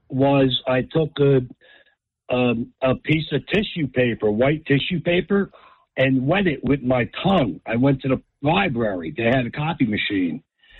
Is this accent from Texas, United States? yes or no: no; Spotswood, New Jersey, United States; now in Manchester, United States; I grew up in Spotswood.